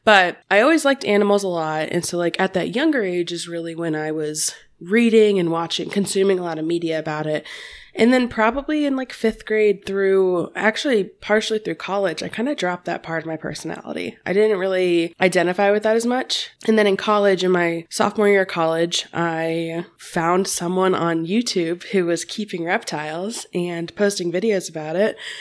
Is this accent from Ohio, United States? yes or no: yes; Cincinnati, Ohio, United States; I am from the Cincinnati, Ohio area